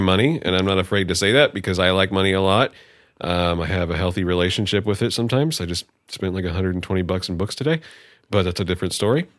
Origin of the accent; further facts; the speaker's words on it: Bay Area, California, United States; now in Humboldt, United States; I was originally from the Bay Area, um, and then I came here.